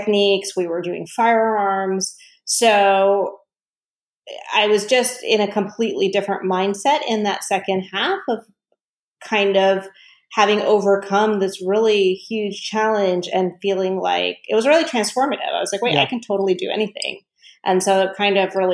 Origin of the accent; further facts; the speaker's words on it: Southern Virginia, United States; I grew up in Southern Virginia where I was actually the only Indian in my high school